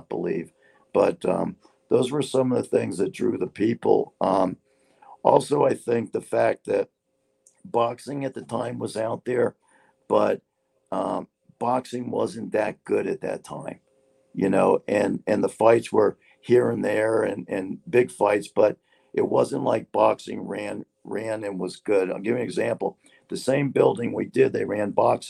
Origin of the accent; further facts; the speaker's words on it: Hialeah, Florida, United States; I grew up in Hialeah.